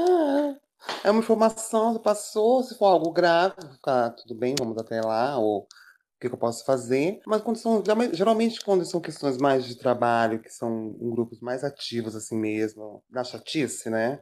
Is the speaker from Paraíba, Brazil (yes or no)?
no; São Paulo, Brazil; now in Rio de Janeiro, Brazil; Eu sou paulista